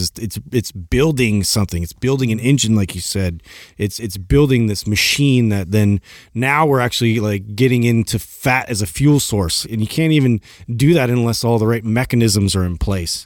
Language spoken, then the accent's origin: English; Santa Cruz, California, United States; moved away; also born or lived in Chicago; I grew up in Santa Cruz